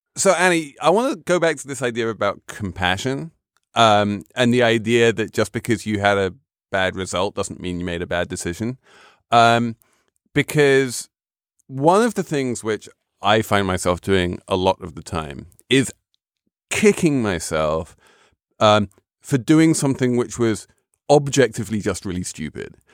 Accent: London, United Kingdom; as a Londoner

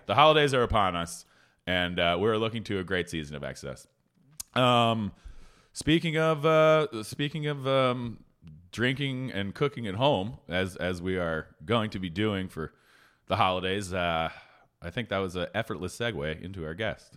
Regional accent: Philadelphia, Pennsylvania, United States; now in Los Angeles, United States; I grew up in the Philadelphia area

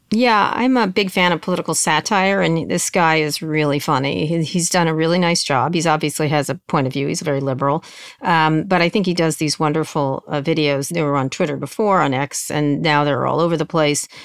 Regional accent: Roslyn Harbor, New York, United States; I grew up in Roslyn Harbor

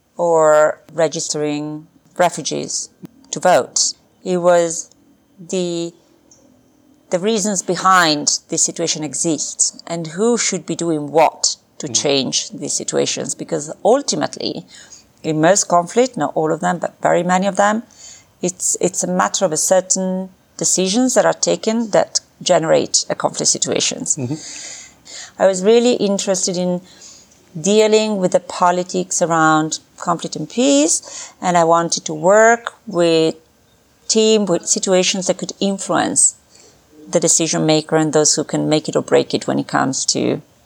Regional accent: Milan, Lombardy, Italy; grew up in uh, Milan, Italy. That's where I was born

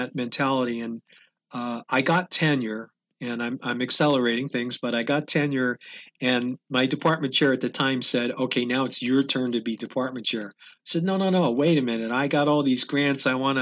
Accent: Philadelphia, Pennsylvania, United States; moved away; I'm originally from the Philadelphia area

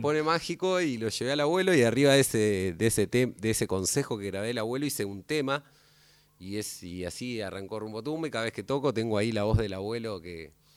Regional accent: Campana, Buenos Aires Province, Argentina; yo soy de Campana y por donde pasa el río Paraná

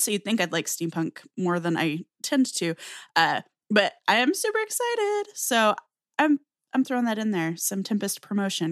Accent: Southwest US, United States; I grew up in the Southwest U S. I still live in the Southwestern U S

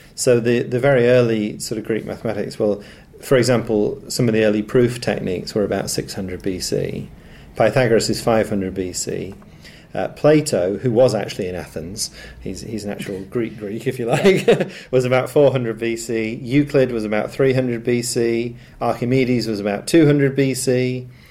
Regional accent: Nottingham, East Midlands, United Kingdom; I'm from Nottingham

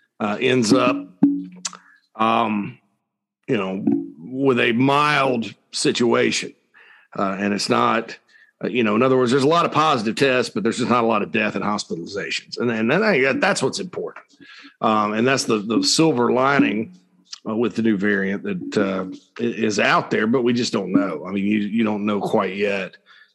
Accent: Spartanburg, South Carolina, United States; my hometown of Sparkle City, South Carolina

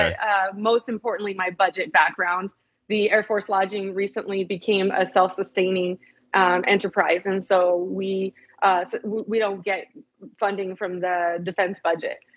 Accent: San Bernardino, California, United States; I'm originally from Southern California. Okay. San Bernardino is the town that I'm from

